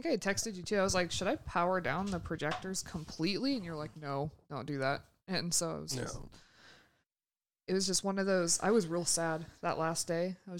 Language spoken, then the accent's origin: English; California, United States; I'm from California, man.